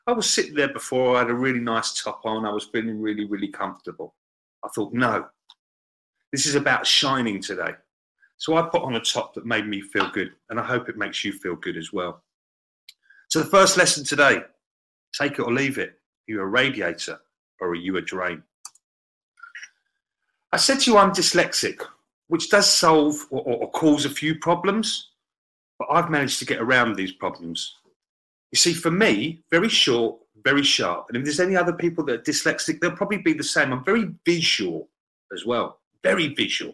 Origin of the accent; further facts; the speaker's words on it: England, United Kingdom; Being an Englishman